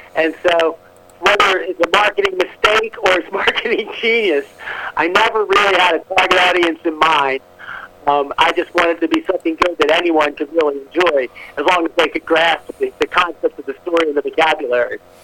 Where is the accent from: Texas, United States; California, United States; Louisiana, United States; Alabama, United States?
Louisiana, United States; New Orleans; now in Atlanta, United States; I grew up in New Orleans, near Annapolis. I am living in Atlanta, where I've been since 1988, almost 30 years.